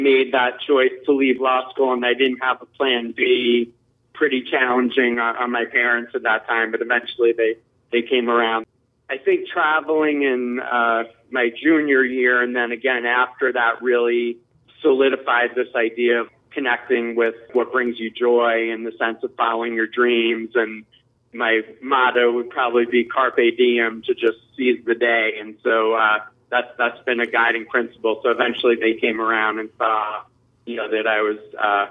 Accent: New York City, New York, United States; I was born in New York City in the late 60s

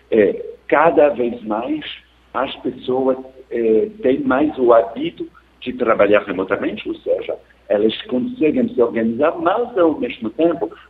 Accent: France; Portuguese is a second language; now in Rio de Janeiro, Brazil; eu sou francês, comparativamente é mais barato ter uma acesso de banda larga na França que aqui no Rio de Janeiro.

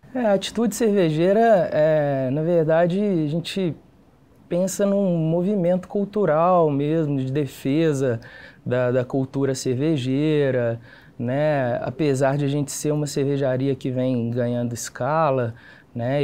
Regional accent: Campo Belo, Minas Gerais, Brazil; now in Belo Horizonte, Brazil; Sou do interior, sou de Campo Belo, interior de Minas

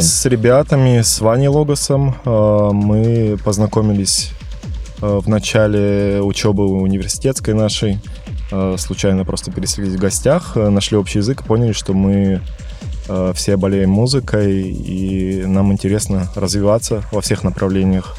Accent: Omsk, Omsk Oblast, Russia; now in Moscow, Russia; я вообще из Сибири, из Омска

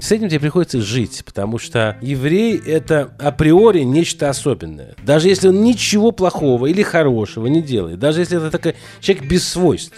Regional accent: Russia; moved away; also born or lived in Israel; я из России

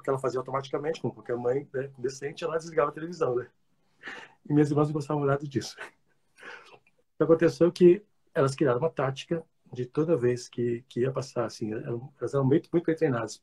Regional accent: Santos, São Paulo, Brazil; Eu nasci em Santos

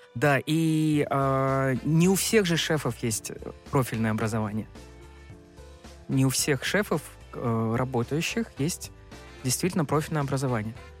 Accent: Yakutia, Sakha Republic, Russia; now in Moscow, Russia; На севере, в Якутии, откуда я родом, совсем другая кухня

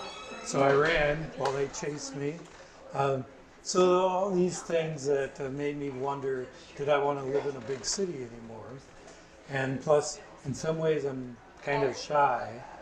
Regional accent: Staten Island, New York, United States; born there; also born or lived in Puerto Rico / North Carolina / Florida / Colorado; So I was born in Staten Island, New York, but I've also lived in Puerto Rico, North Carolina, Pensacola, Florida, Colorado

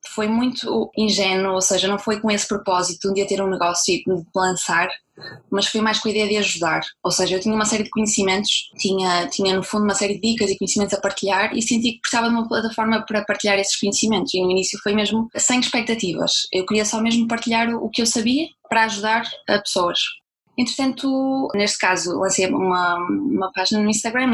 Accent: Braga, Norte, Portugal; moved away as an adult; also born or lived in Germany; eu estava a viver em Portugal, eu sou de Braga

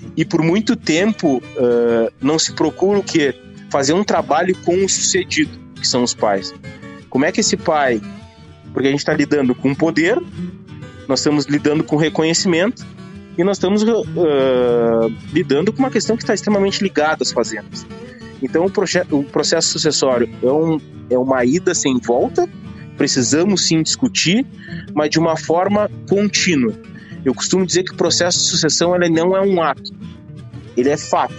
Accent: Rio Grande do Sul, Brazil; Eu sou gaúcho

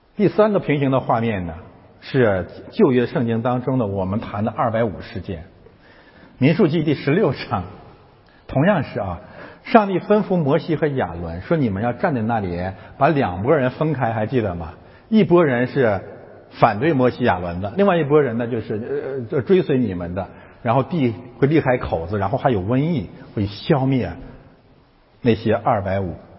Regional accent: China; moved away; 我们从中国来的

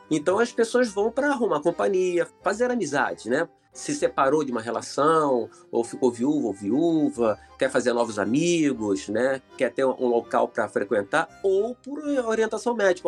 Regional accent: Irajá, Rio de Janeiro, Brazil; also born or lived in São Cristóvão, Rio de Janeiro; Eu sou lá de Irajá, entendeu? Quer dizer, eu, fui nascido e criado em São Cristóvão até uns 7, 8 anos de idade, depois fui para Irajá

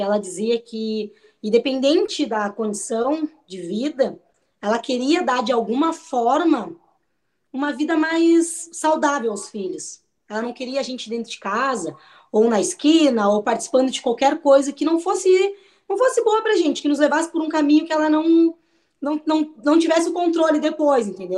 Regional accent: Pelotas, Rio Grande do Sul, Brazil; sou natural de Pelotas

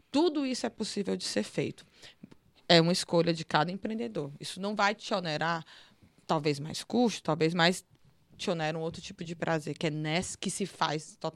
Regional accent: Northeast Region, Brazil; Eu não posso falar sobre racismo, eu sou mulher branca, eu sou nordestina, eu só posso falar como eu recebo a xenofobia

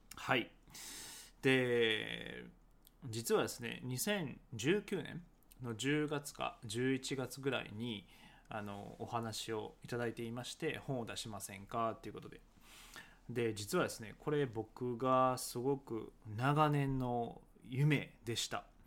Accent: Nara, Japan; accent: Kansai dialect; 僕奈良県出身

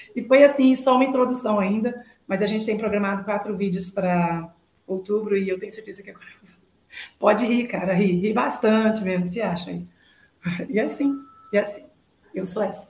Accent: near Uberlândia, Minas Gerais, Brazil; E eu nasci, na verdade, perto de Uberlândia, 150 quilômetros, e eu fui para Uberlândia com 13 anos

